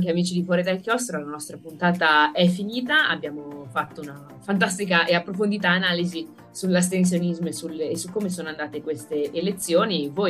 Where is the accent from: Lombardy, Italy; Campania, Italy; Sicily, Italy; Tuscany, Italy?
Lombardy, Italy; Sono assolutamente d'accordo, da Lombarda ma comunque fuori sede, è un problema che mi pongo